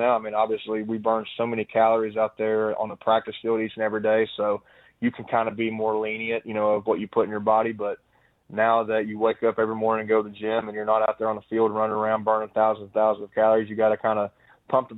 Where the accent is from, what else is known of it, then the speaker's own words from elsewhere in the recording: Kentucky, United States; I'm from Kentucky, so I've always rooted for every SEC team